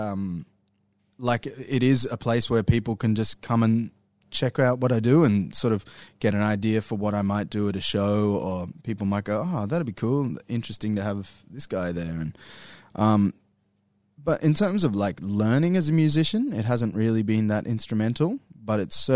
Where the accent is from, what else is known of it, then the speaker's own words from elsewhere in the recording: Brisbane, Queensland, Australia; also born or lived in Ipswich; I'm from Brisbane